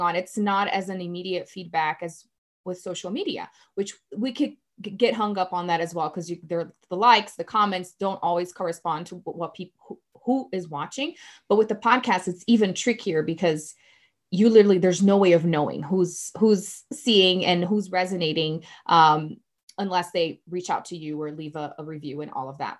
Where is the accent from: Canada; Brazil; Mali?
Brazil; English is a second language; now in Colorado, United States; growing up in Brazil